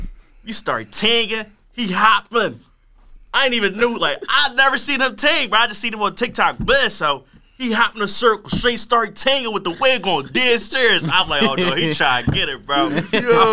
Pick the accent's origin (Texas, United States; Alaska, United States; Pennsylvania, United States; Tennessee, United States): Pennsylvania, United States; Philadelphia; I'm from Southwest, too